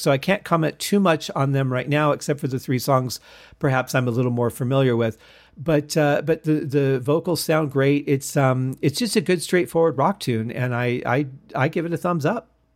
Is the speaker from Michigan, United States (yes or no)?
yes; Michigan, United States; now in Las Vegas, United States; I grew up in Michigan